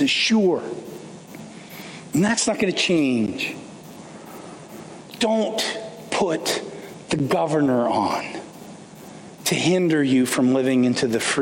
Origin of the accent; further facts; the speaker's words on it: Canada; I grew up in Canada